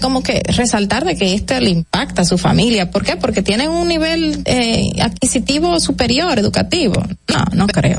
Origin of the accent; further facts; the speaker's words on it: Dominican Republic; uno como dominicano